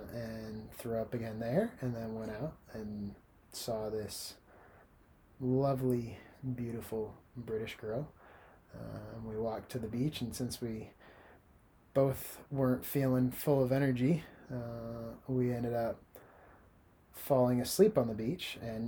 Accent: Florida, United States; Well, I've had more experience with the sun. I'm from the Sunshine State.

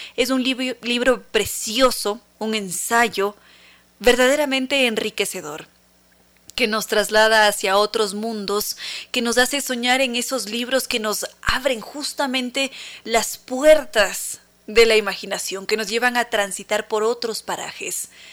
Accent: Ecuador; somos ecuatorianos

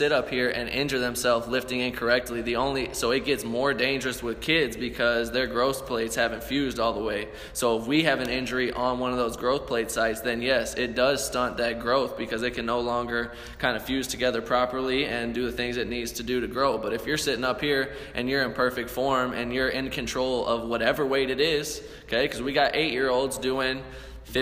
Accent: St. Louis, Missouri, United States; We're from St. Louis, we're from the show me state

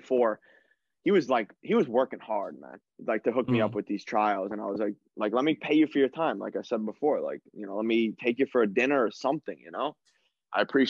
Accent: New York, United States; moved away as an adult; also born or lived in Germany / Sweden / Israel; we're from New York

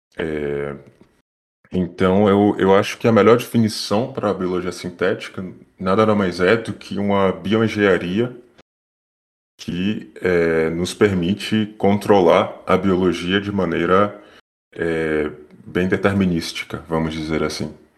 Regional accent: Bahia, Brazil; first language Portuguese; moved away as an adult; now in France; eu sou baiano, fiz na Universidade Federal da Bahia

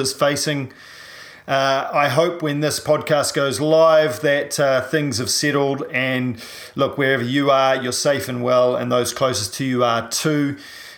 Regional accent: New Zealand; I'm a paraplegic from New Zealand

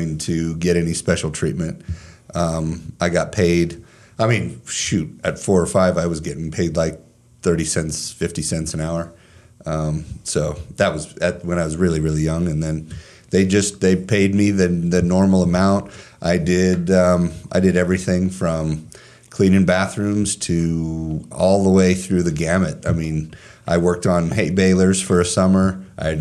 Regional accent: Fort Morgan, Colorado, United States; moved away as an adult; now in Longmont, United States; I was born and raised here in Fort Morgan

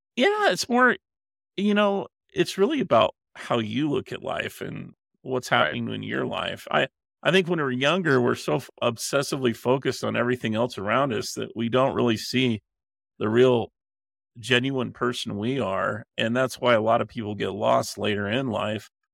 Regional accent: Utah, United States; the way I was raised and my culture that I grew up in in Utah

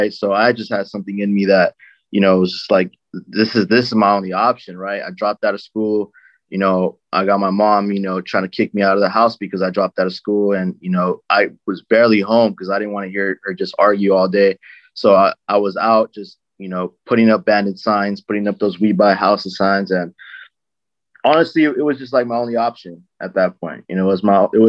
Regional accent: Lynwood, California, United States; born and raised in Linwood, California.

